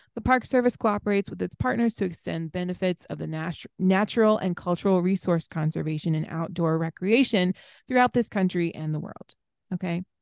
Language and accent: English; East Coast, United States; moved away; growing up on the East Coast